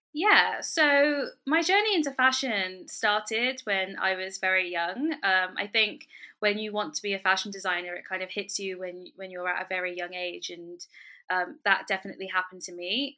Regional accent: London, United Kingdom; I was born and raised in London

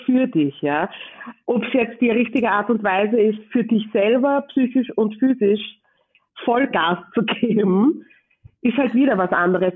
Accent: Vienna, Austria; ich bin in Wien geboren und im 22. Bezirk groß geworden

